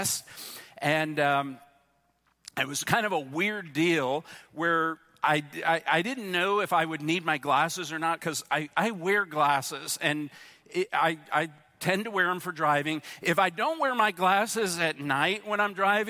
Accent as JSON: {"language": "English", "region": "New Jersey", "country": "United States", "said": "I'm from New Jersey"}